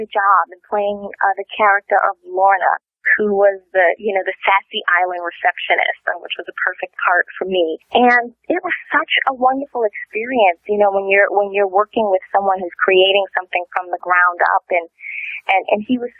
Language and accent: English; New York City, New York, United States; I was born in the Bronx, New York. I know it doesn't sound like I was, but I am a native New Yorker.